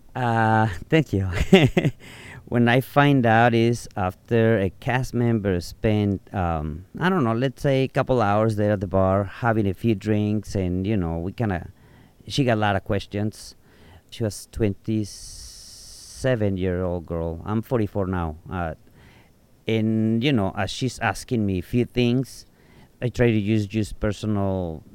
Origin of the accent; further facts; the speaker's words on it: Tepic, Nayarit, Mexico; English is a second language; moved away as an adult; also born or lived in Arizona; now in Sayulita, Mexico; Tepic, T-E-P-A-C. That is where I grew up, and I was there until I was the age of 21.